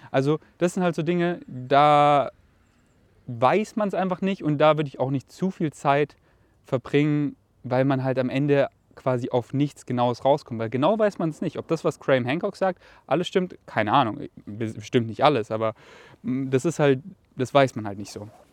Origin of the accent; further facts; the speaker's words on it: Germany; dass mich Deutschland mit Stolz erfüllt und einfach meine Heimat darstellt weil ich hier halt einfach so viel erlebt habe, dass es wirklich meine Heimat ist